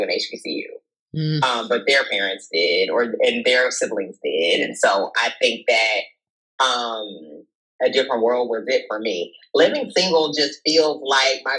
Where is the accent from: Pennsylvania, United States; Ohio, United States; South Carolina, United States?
South Carolina, United States; moved away; I'm from South Carolina originally.